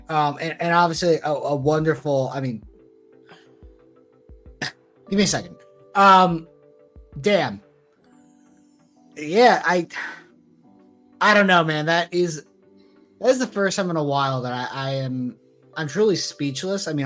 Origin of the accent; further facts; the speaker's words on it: New Jersey, United States; I grew up in New Jersey